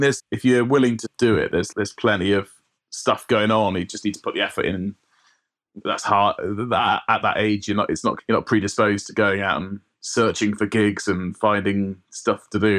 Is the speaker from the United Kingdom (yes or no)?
yes; South Wales valleys, United Kingdom; I grew up in South Wales, right? In the valleys